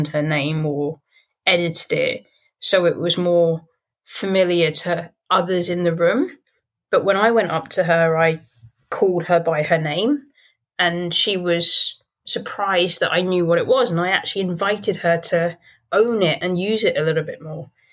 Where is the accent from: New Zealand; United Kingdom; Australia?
United Kingdom; London; having been born and raised in London as well